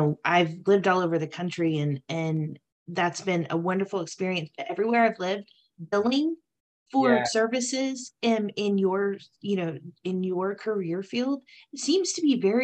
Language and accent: English; Texas, United States; moved away as an adult; now in East Tennessee, United States; I am a Texas girl. Lived in Texas for the majority of my life unless the military took me other places. And so just did a huge leap of faith to East Tennessee in November.